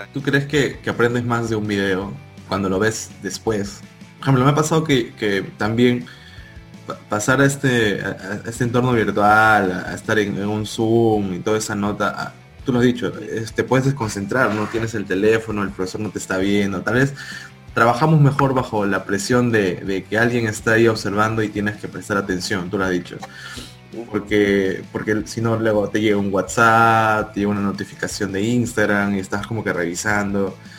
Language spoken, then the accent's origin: Spanish; Peru; moved away as an adult; now in Lima, Peru; yo no soy de Lima, soy de provincia y cuando vine acá a Lima